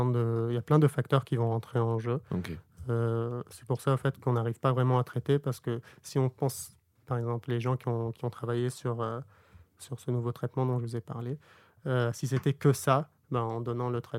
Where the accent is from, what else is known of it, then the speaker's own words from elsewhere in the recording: Bordeaux, Nouvelle-Aquitaine, France; on est bordelais, quoi.